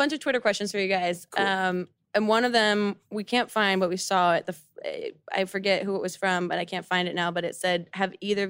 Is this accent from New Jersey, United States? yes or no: yes; New Jersey, United States; I'm from Jersey